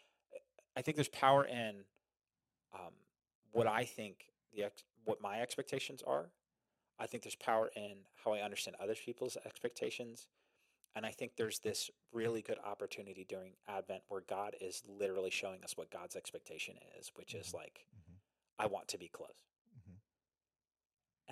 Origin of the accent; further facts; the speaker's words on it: New Jersey, United States; I'm from Jersey